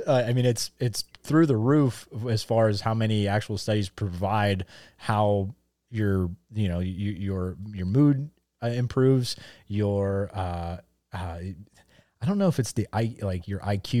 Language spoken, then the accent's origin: English; Pennsylvania, United States; growing up in Northeast Pennsylvania, there's a band.